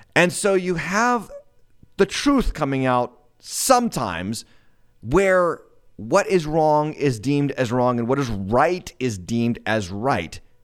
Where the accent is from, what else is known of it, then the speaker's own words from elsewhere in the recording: United States; I'm as American as it gets